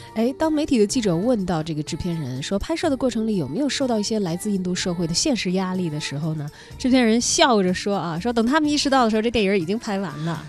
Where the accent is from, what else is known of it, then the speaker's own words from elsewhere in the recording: China; 我们中国人